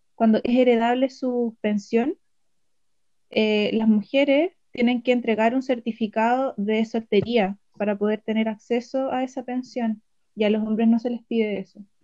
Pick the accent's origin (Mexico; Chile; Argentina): Chile; Chillán, Ñuble; soy de Chillán